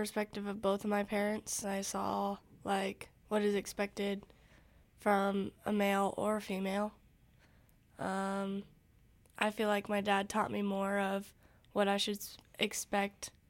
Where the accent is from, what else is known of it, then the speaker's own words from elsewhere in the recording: Council Bluffs, Iowa, United States; I'm from Council Bluffs, Iowa